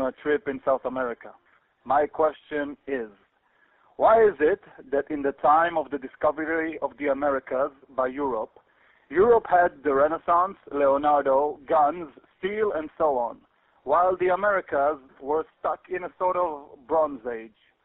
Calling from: Israel; I'm calling from Israel.

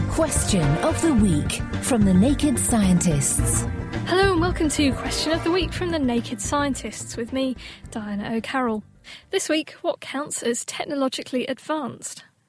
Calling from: Israel; I'm calling from Israel

